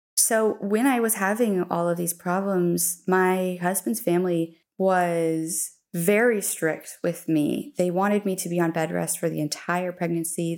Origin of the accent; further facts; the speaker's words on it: Colorado, United States; moved away as an adult; now in Dongguan, China; I'm from Colorado, in, uh, obviously U S